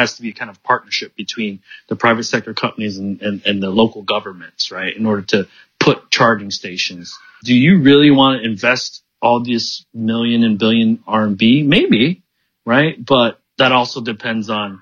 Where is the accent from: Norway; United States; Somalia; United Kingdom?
United States; Pontiac, Michigan; moved away as an adult; also born or lived in Detroit / Silicon Valley; now in Beijing, China; I grew up in Pontiac